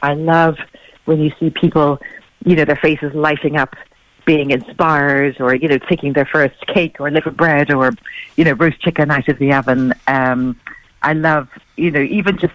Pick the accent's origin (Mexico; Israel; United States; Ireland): Ireland; I'm Irish